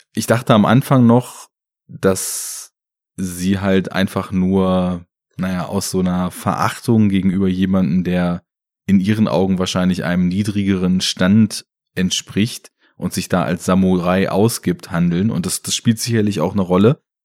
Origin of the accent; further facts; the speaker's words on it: Germany; bei uns in Deutschland